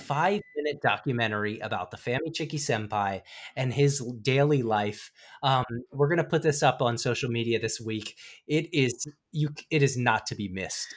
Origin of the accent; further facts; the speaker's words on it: Frederick, Maryland, United States; my hometown of Frederick, Maryland